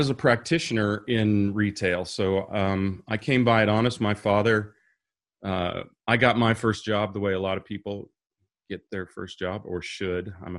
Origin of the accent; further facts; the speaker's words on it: Kansas, United States; So, I'm originally from Kansas, a small town that most people wouldn't even know, but I've lived all over the states.